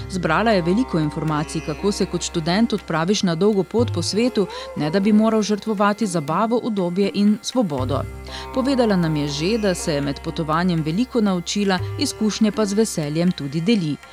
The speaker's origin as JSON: {"language": "Slovenian", "country": "Slovenia", "said": "kako gostoljubni pa smo Slovenci v turističnem smislu"}